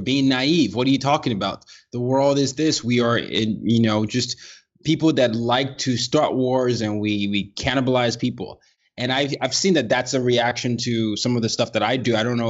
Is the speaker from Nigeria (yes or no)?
yes; Nigeria; So I'm a Nigerian and I grew up in different parts of the world.